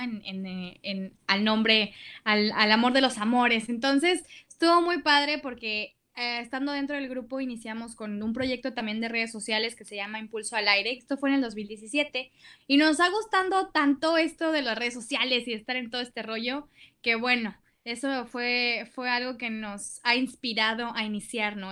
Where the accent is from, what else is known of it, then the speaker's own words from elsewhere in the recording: Monterrey, Nuevo León, Mexico; soy aquí igual de Monterrey